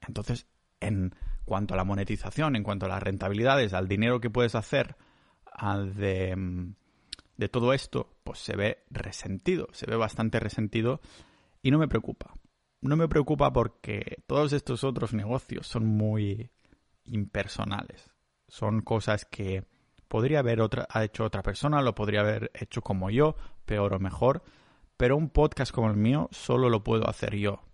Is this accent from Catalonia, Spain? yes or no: yes; Catalonia, Spain; yo soy muy catalán